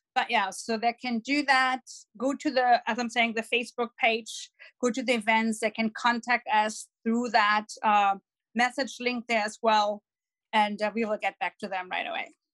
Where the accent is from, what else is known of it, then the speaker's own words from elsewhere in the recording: Dortmund, North Rhine-Westphalia, Germany; accent: German; English is a second language; moved away as an adult; now in Los Angeles, United States; I'm born and raised in Dortmund.